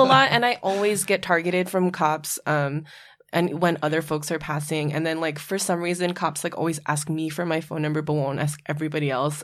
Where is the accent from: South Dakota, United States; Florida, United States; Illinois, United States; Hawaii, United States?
Hawaii, United States; now in New York, United States; when I grew up in Hawaii, I would be excluded from spaces because of my last name